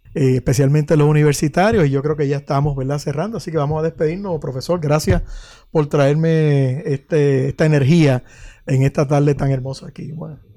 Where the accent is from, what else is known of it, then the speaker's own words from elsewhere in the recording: Puerto Rico; yo soy de allá de Guaunico